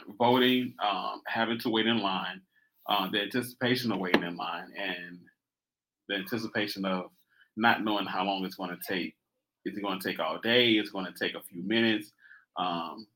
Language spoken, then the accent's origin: English; United States; I'm American